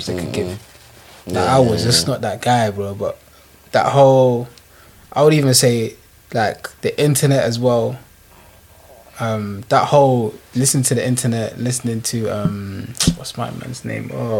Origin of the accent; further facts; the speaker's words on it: London, United Kingdom; I'm from East, innit